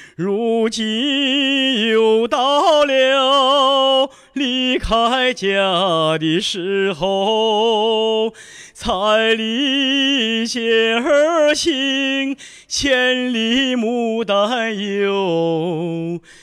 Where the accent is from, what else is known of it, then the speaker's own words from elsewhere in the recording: Linyi, Shandong, China; moved away; 我是山东临沂的